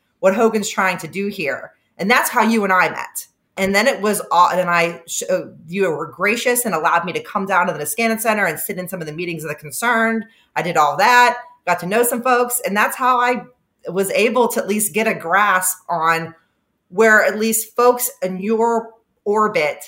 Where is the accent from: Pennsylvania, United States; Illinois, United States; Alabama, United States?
Pennsylvania, United States; Homer City; moved away; also born or lived in Maryland; my town where I grew up is very, very, I think, representative of the changes we've seen in blue collar areas throughout the country